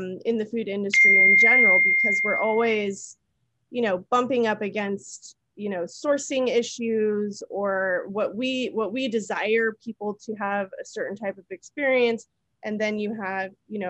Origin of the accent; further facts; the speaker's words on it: California, United States; I'm from California. My restaurant was in the Bay Area